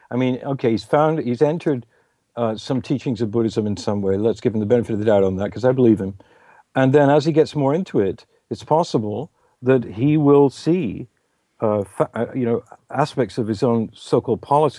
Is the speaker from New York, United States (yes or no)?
yes; New York, United States; I'm not. I'm a New Yorker, which I'm proud of.